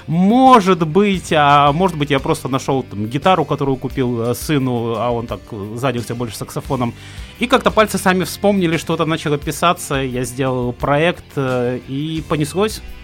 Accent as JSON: {"language": "Russian", "town": "Khabarovsk", "region": "Khabarovsk Krai", "country": "Russia", "tie": "born or raised there", "moved": "as an adult", "said": "я родился, учился, женился в Хабаровске"}